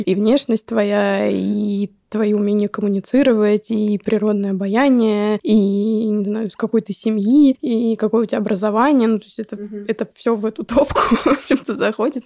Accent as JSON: {"language": "Russian", "region": "Moscow", "country": "Russia", "tie": "born or raised there", "said": "я родилась в Москве, да, это, ну, наверное, лучше, чем в деревне, даже точно, по возможностям. В плане ходила в хорошую школу"}